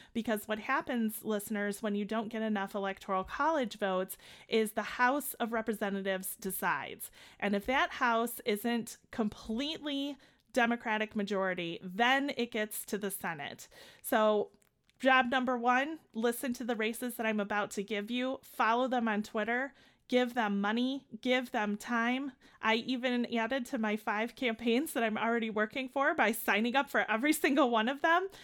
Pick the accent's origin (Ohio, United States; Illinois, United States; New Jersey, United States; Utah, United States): Illinois, United States; Chicago; accent: Chicago; we're here in Chicago, as my accent always tells everyone